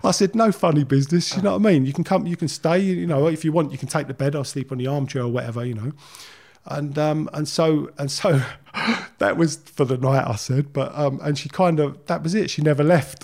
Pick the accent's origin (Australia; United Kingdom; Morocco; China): United Kingdom; London; moved away as an adult; I grew up in Leytonstone. Uh, uh, I was there till I was about twenty